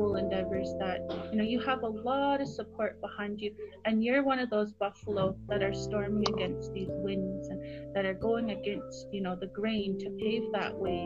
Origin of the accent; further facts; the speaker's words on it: Kainai, Southern Alberta, Canada; also born or lived in Calgary, Alberta; We are from Gena, the Blood First Nations in Southern Alberta, part of the Blackfoot Confederacy